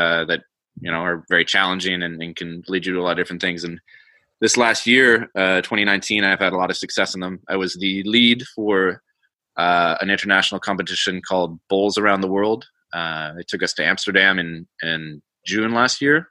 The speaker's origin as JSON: {"language": "English", "town": "Calgary", "region": "Alberta", "country": "Canada", "tie": "born or raised there", "said": "Born in Calgary, little town just about 3 hours north of the border in Alberta."}